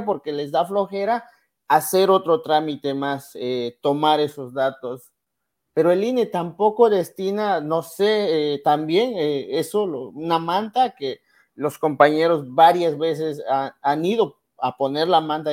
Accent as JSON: {"language": "Spanish", "country": "Mexico", "moved": "yes"}